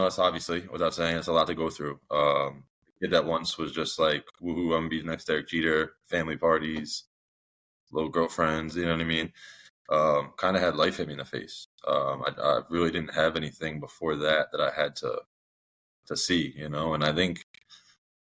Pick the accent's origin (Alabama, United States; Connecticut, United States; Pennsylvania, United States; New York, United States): Connecticut, United States; Danbury; also born or lived in Brookfield, Connecticut; I grew up here in Connecticut. I was born and raised in a town next to it, a city, Danbury. About middle school, I moved over to Brookfield.